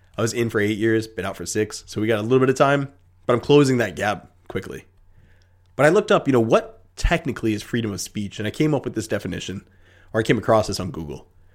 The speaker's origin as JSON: {"language": "English", "country": "United States", "said": "as an American"}